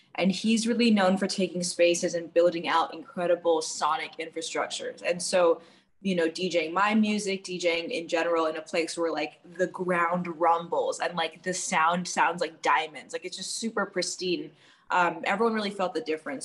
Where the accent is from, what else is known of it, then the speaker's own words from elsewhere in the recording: New York City, New York, United States; also born or lived in Washington, D.C.; I grew up in New York City and I had two fairly traditional Indian parents